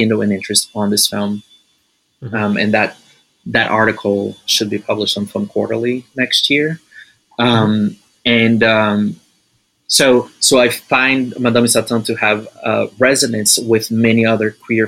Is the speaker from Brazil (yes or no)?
yes; Recife, Pernambuco, Brazil; Recife, actually, my hometown